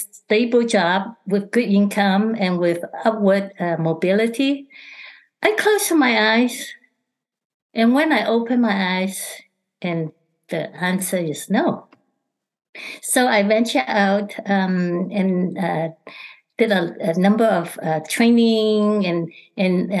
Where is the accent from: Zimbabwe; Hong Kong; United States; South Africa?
Hong Kong; moved away; I'm originally from Hong Kong